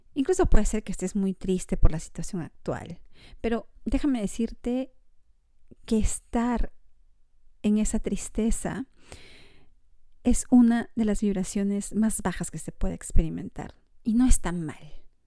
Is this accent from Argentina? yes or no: no; Peru; moved away as an adult; now in Montreal, Canada; Soy peruana